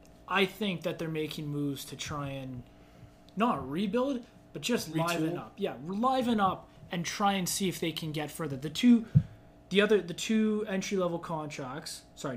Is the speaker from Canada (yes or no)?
yes; Canada; I'm disappointed as a Canadian